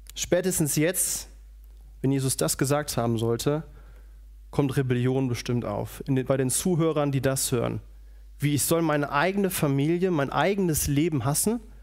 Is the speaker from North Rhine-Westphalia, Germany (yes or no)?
yes; Radevormwald, North Rhine-Westphalia, Germany; moved away; Ich komme aus Rado vom Wald, das liegt bei Wuppertal